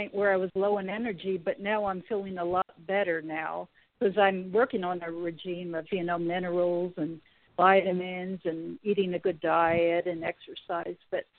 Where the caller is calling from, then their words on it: California, United States; from California.